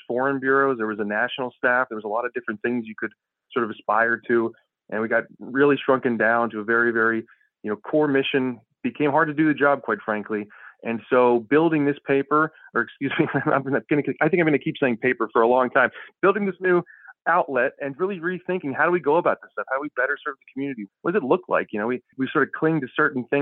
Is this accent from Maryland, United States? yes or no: yes; Annapolis area, Maryland, United States; I'm a local guy. I used to deliver the Annapolis Capital